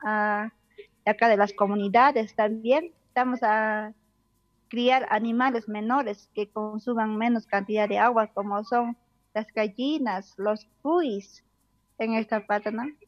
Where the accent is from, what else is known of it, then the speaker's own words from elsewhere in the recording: Coyana community, Huancané province, Puno, Peru; soy del distrito de Tadaco, de la provincia de Huancané, departamento de Puno exactamente de la comunidad de Coyana